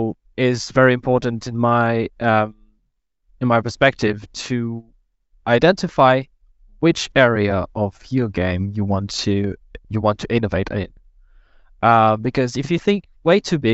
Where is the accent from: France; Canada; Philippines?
France; moved away as an adult; now in Berlin, Germany; I come from France. I live in Berlin for 2 years